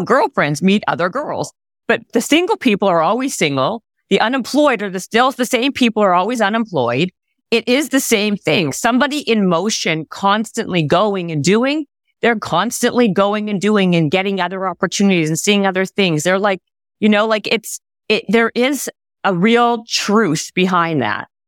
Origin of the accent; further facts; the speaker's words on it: Canada; we're Canadian